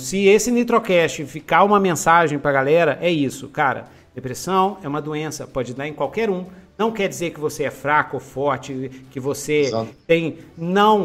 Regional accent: Brazil; Nós somos brasileiros

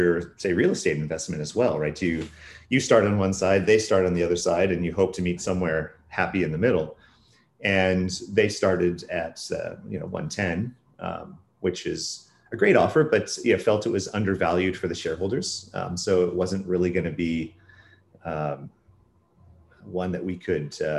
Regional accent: Silicon Valley, California, United States; moved away as an adult; now in Vancouver, Canada; I was born and raised pretty much in Silicon Valley and moved to Canada in 2007

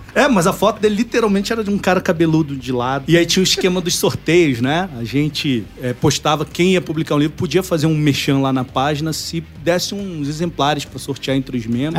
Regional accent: Nova Iguaçu, Rio de Janeiro, Brazil; Então, eu sou do Rio, nasci em Nova Iguaçu. Nova Iguaçu é uma cidade da Baixada Fluminense.

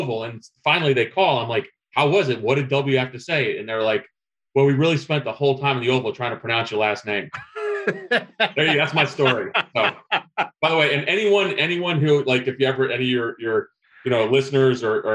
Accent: New Jersey, United States; also born or lived in Greece / Algeria; I grew up in New Jersey.

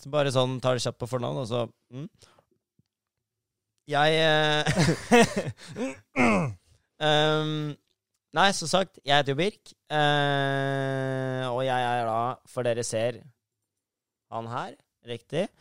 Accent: Asker, Akershus, Norway; jeg er fra Asker og norsk opprinnelig

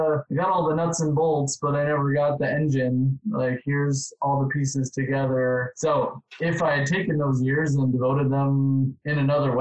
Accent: Wisconsin, United States; I'm from Wisconsin. So it was kind of a natural place to go. Grew up in a really small town.

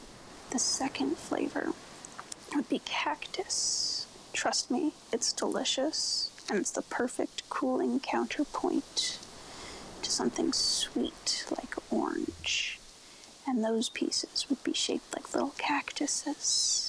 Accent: Redlands, California, United States; she, her, calling from the little town of Redlands, about an hour east of LA on a good day, right on the edge of the desert. Our town has an orange farming history

